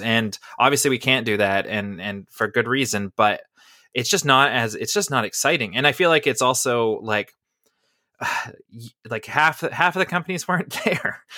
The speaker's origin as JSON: {"language": "English", "country": "Canada", "said": "as a Canadian"}